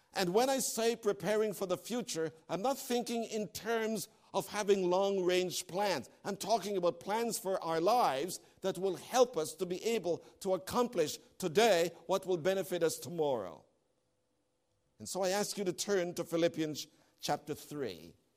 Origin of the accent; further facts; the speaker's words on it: Canada; moved away; As a Canadian